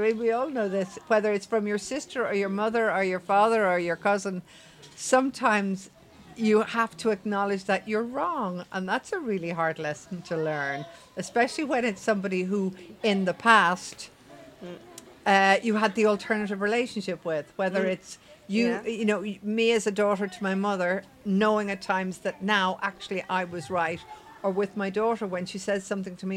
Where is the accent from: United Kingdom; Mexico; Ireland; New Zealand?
Ireland; When I was growing up in Ireland